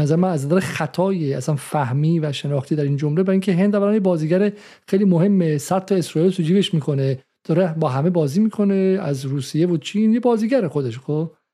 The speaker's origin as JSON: {"language": "Persian", "country": "Iran", "moved": "yes", "said": "ما همه ما ایرانی هستیم"}